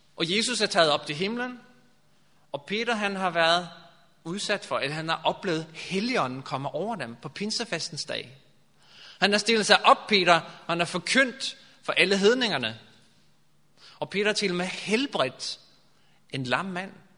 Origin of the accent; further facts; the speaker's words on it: Norway; Danish is a second language; now in Denmark; jeg kommer fra Norge, og øhm, i Danmark har man sådan en, for os nordmænd